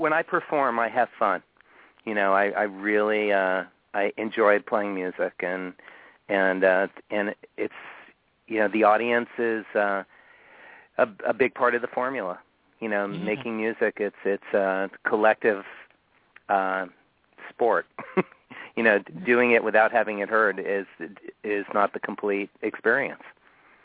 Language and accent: English; Miami, Florida, United States; moved away; my hometown of Florida, you know, in Miami